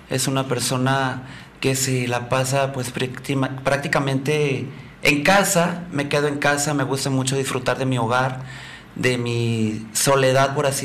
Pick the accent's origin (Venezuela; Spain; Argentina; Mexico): Mexico; Puerto Vallarta, Jalisco; also born or lived in Huatulco; Mira, yo nací en Puerto Vallarta, soy nacido y vivo en Puerto Vallarta. Por cuestiones laborales voy a estar aquí viviendo seis meses en Huatulco.